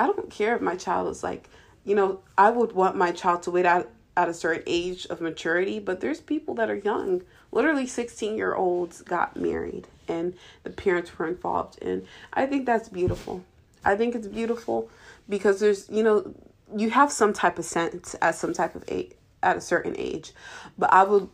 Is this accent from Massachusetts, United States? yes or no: no; Ohio, United States; I am actually from Ohio